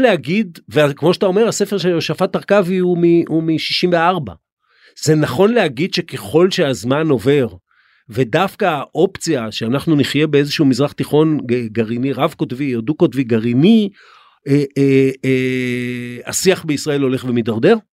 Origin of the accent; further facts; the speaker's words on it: Israel; אנחנו כישראלים